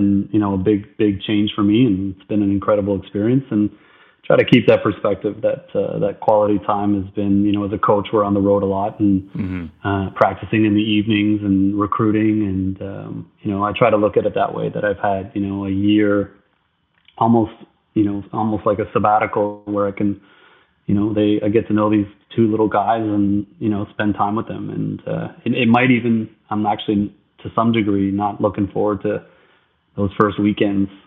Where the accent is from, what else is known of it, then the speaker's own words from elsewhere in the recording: Ottawa, Ontario, Canada; I grew up here in Ottawa